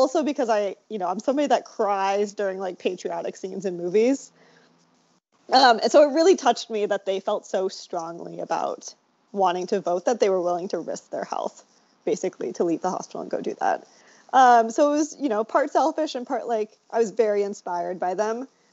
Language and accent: English; South Dakota, United States; moved away as an adult; now in Providence, United States; I was kind of mostly raised in South Dakota